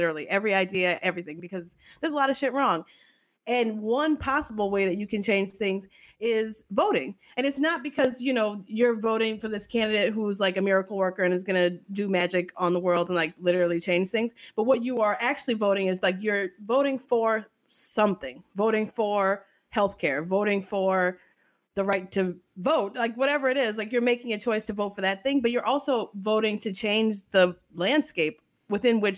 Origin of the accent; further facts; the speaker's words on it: New Orleans, Louisiana, United States; I'm from New Orleans